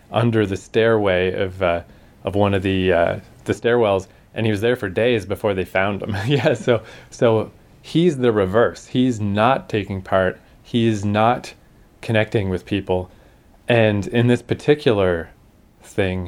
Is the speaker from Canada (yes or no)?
yes; Canada; we're Canadian